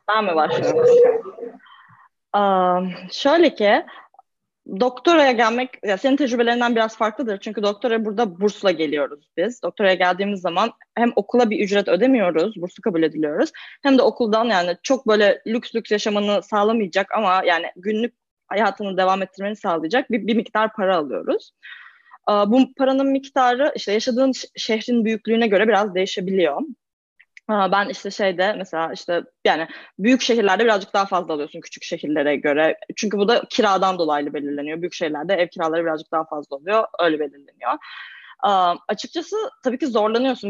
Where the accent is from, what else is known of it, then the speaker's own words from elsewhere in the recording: Istanbul, Turkey; moved away as an adult; now in Boston, United States; ben İstanbul'um. İstanbul'da doğdum büyüdüm.